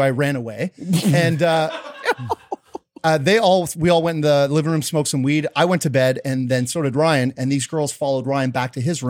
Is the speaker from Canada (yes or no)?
yes; Canada; Yo, we're Canadian.